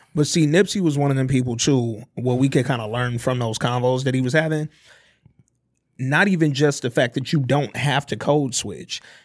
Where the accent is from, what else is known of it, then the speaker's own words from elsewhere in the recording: Detroit, Michigan, United States; I'm from the D